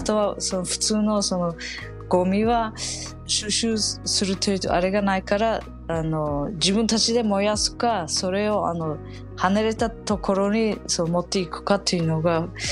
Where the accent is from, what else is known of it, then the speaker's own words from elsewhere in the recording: Samarkand, Samarqand Region, Uzbekistan; now in Japan; 生まれ育ったその第二にあの大きなそのサマルカンドの町